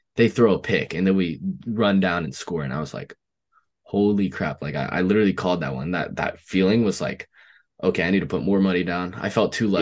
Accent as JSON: {"language": "English", "region": "Oregon", "country": "United States", "said": "I'm from Oregon"}